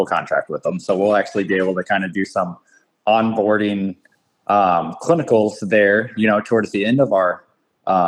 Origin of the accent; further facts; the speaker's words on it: Illinois, United States; where I grew up in Illinois